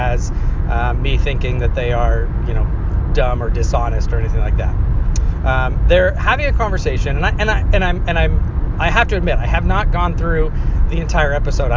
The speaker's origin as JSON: {"language": "English", "region": "Northern California", "country": "United States", "moved": "yes", "lives_now": "Los Angeles, United States", "said": "I'm from Northern California"}